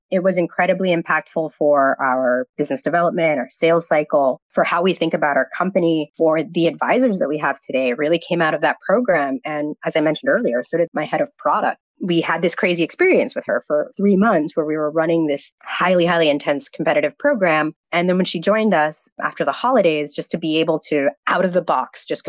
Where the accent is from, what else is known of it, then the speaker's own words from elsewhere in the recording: the South, United States; he's a first gen, I'm first gen, and we're both from the South. So there wasn't very many of us on the campus.